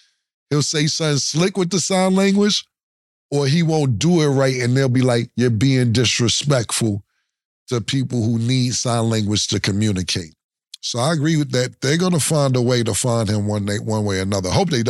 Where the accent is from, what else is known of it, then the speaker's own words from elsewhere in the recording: New York, United States; We're from New York.